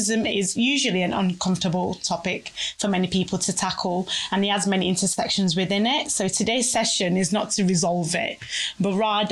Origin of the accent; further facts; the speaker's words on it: Manchester, North West England, United Kingdom; also born or lived in Nigeria / Oldham / Nottingham; I moved to Manchester, sunny Manchester, when I was 7 years old.